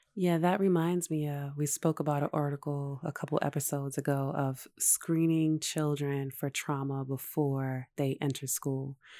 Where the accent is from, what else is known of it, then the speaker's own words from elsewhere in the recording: New York City, New York, United States; growing up in New York City